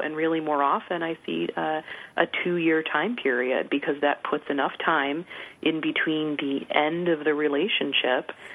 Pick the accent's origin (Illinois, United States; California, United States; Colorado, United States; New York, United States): Illinois, United States; Chicago; I'm from the Chicago area originally